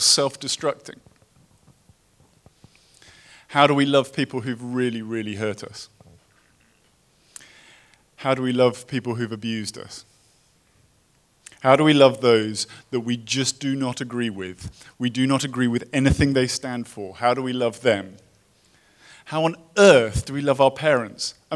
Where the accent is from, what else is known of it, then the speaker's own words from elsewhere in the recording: United Kingdom; moved away as an adult; now in Los Angeles, United States; I come from Britain